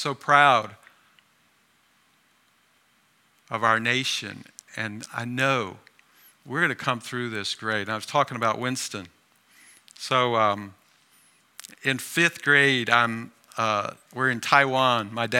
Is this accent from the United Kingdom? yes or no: yes; Oxford, South East England, United Kingdom; born there; I was born in near Oxford, England.